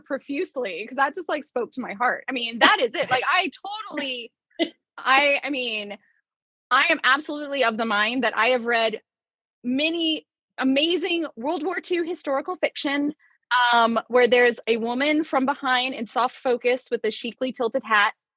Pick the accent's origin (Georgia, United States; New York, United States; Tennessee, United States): Georgia, United States; Atlanta; moved away as an adult; also born or lived in Rio de Janeiro, Brazil; I currently am back in my hometown of Atlanta.